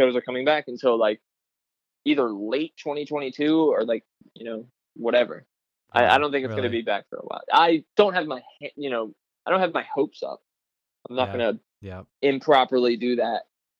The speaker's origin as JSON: {"language": "English", "town": "Philadelphia", "region": "Pennsylvania", "country": "United States", "tie": "born or raised there", "said": "I'm from Philadelphia."}